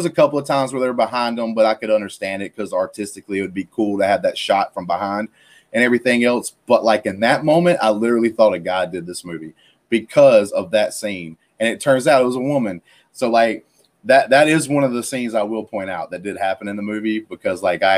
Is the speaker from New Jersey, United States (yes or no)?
no; Alabama, United States; I'm from Alabama.